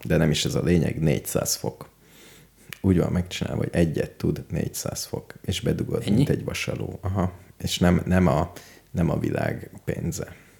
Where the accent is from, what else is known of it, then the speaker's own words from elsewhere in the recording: Hungary; hogyha magyar vagyok, Engem mindenhol szeretnek